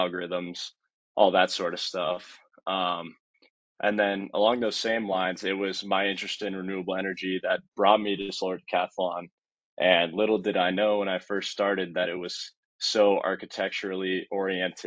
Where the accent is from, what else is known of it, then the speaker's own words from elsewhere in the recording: Colorado Springs, Colorado, United States; now in Boulder, United States; I grew up in Colorado Springs, about 2 hours south of here